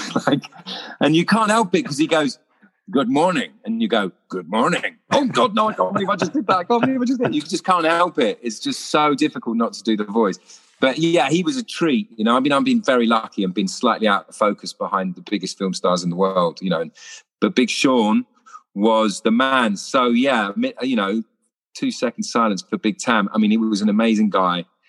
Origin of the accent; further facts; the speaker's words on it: London, United Kingdom; I was born in Putney